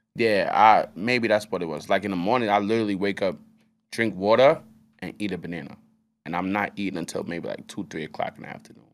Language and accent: English; United States; I'm American